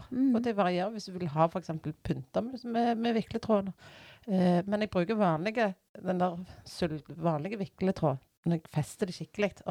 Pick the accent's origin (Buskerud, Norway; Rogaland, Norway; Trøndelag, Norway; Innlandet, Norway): Rogaland, Norway; Bjørheimsbygd; now in Randaberg, Norway; Uh, jeg, sier, jeg er fra Bjørheimsbygd. Uh, eh, jeg syns det er så kjekt når jeg har kommet uh, Jeg sier Bjørheimsbygd, jeg sier ikke Strand eller jeg sier ikke Tau eller Jørpeland.